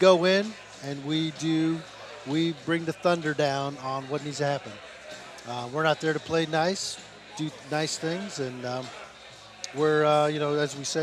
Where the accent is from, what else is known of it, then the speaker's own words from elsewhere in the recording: Guam; Uh, originally, I'm from Guam.